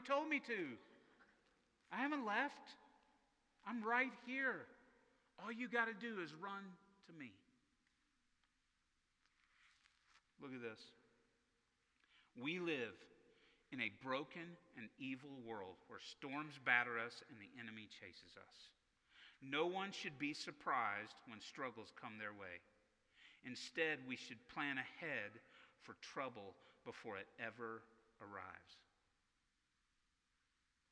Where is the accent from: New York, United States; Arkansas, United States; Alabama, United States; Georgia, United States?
Arkansas, United States; I grew up in Tornado Alley in Arkansas